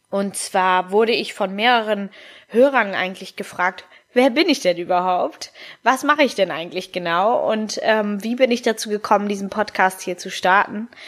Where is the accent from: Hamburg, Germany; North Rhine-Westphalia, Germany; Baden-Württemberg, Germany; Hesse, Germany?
Hamburg, Germany; ich bin 29 Jahre alt, ich komme aus Hamburg, ich bin ähm, durch meinen Vater, der halb Italiener und halb Argentiner ist, meine Mama Deutsch. Eine gute Mischung aus den dreien und ähm, ja, bin aber hier in Hamburg geboren